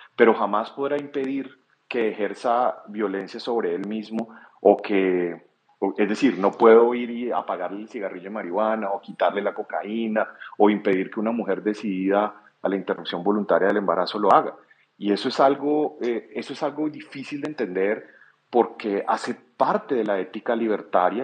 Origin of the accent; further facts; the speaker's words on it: Colombia; como colombiano